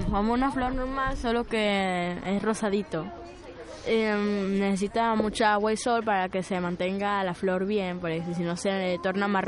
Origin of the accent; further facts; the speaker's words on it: Venezuela; now in Spain; Yo de Venezuela. Venezuela.